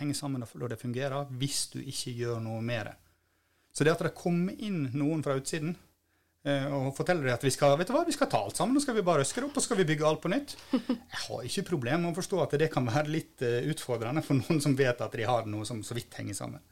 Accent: Bremanger, Vestland, Norway; moved away; also born or lived in Bergen; jeg kommer da fra Bremanger, som er en holm ute, ute i havet. Jeg har dessverre ikke bodd der på over 30 år

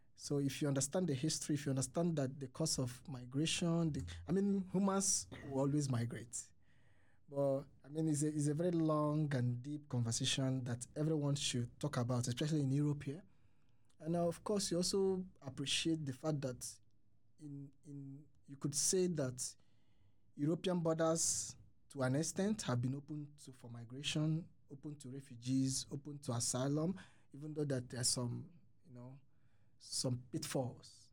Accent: Nigeria; moved away as an adult; now in Sweden; I'm from Nigeria

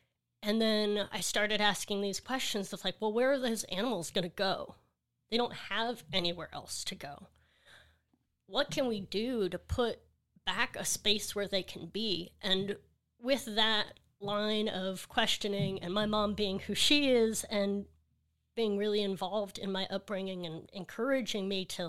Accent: Seabrook, Texas, United States; So I'm from Seabrook, Texas. El Lago is the name of the neighborhood, and it's right next to NASA, so a lot of science in that community.

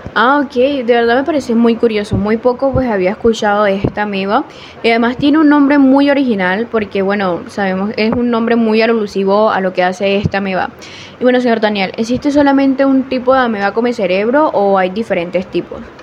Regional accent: Córdoba, Colombia; soy de Córdoba, Colombia

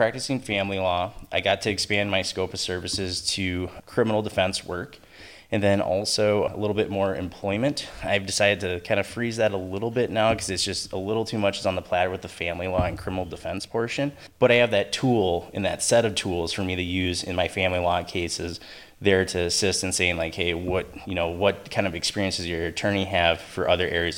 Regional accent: Sioux Falls, South Dakota, United States; moved away as an adult; also born or lived in St. Paul, Minnesota; now in St. Cloud, United States; I'm originally from Sioux Falls, South Dakota

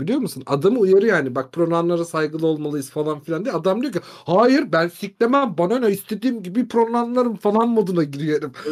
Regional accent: Turkey; biz Türk'üz

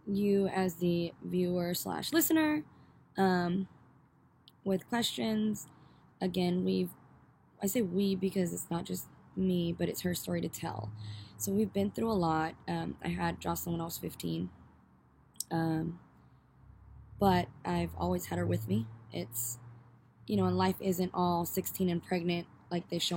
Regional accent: Northern California, United States; we are from Northern California. NorCal, baby

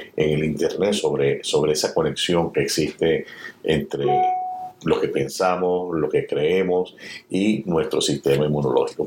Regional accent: Venezuela; now in United States; mi país de origen, Venezuela

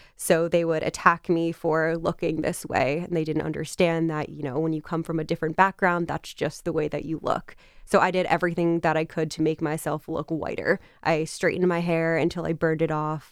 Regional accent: Westchester County, New York, United States; I actually grew up in Westchester County, New York

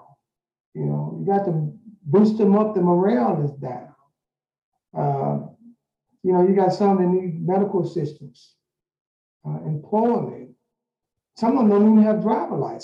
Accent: Pine Bluff, Arkansas, United States; now in Little Rock, United States; I'm originally from Pine Bluff, Arkansas.

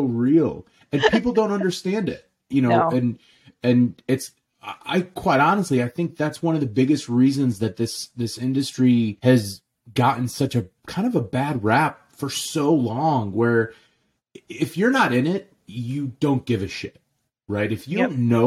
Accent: St. Louis, Missouri, United States; also born or lived in Jordan; my dad literally bought two restaurants in St. Louis, Missouri when I was 2 years old. So I literally grew up in the restaurants. We moved here from Jordan.

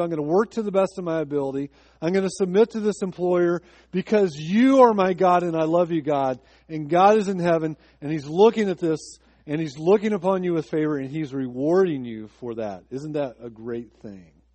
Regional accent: Decatur, Illinois, United States; my hometown, Decatur, Illinois

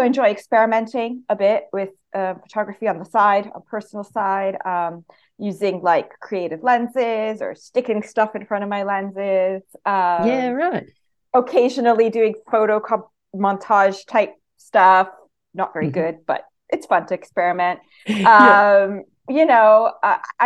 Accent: Canada; accent: Canadian; moved away as an adult; also born or lived in Italy; now in Lincolnshire, United Kingdom; I was born and raised in Canada, and then I spent a few years in Italy when I met my husband, and then we ended up moving here for his work

